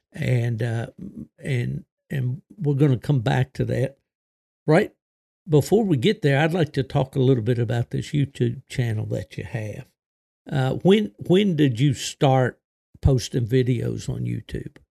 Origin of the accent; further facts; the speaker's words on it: southern West Virginia, United States; also born or lived in eastern Ohio; growing up in West Virginia, and not only West Virginia, but in the southern part of the state